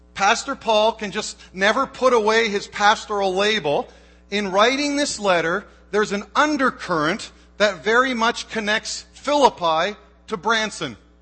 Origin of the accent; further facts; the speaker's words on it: Canada; moved away as an adult; now in United States; I am Canadian